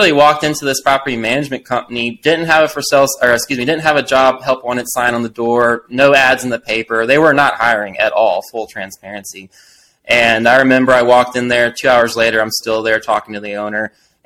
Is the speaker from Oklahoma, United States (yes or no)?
no; Destin, Florida, United States; moved away as an adult; also born or lived in Arkansas; now in Colorado, United States; I left Destin, Florida. I grew up in the Gulf Coast.